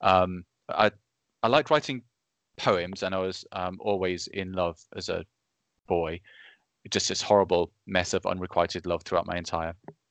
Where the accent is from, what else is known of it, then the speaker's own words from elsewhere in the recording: Reading, South East England, United Kingdom; But I was from Reading, a place called Reading in the UK, which is it's southeast England, quite near London. But it's basically just a kind of big suburbia that I lived